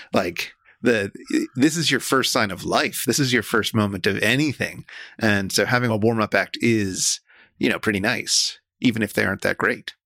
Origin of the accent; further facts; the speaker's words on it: New York, United States; I grew up in New York